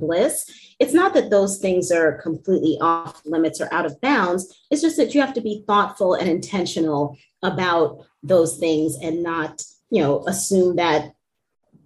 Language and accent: English; New York, United States; I'm born and bred in New York